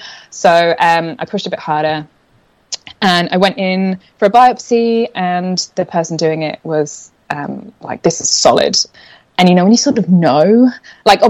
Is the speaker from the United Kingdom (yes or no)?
yes; England, United Kingdom; moved away as an adult; also born or lived in London; now in Australia; I'm originally from England, which I'm sure is semi-evident in the accent, but I picked up a few Australian, like, water and whatevers, so they'll pop out